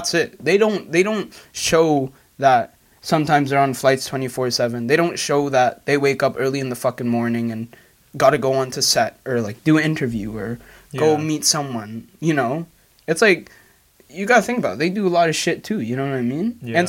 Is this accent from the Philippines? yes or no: yes; Philippines; No, we're Filipino, by the way.